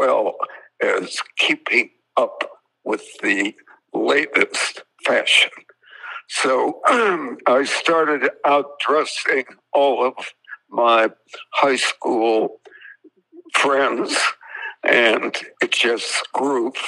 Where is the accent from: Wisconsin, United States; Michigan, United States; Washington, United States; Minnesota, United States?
Wisconsin, United States; I grew up in Wisconsin